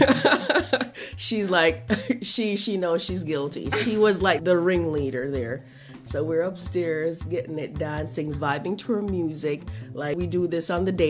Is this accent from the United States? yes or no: no; Jamaica; moved away; I'm Jamaican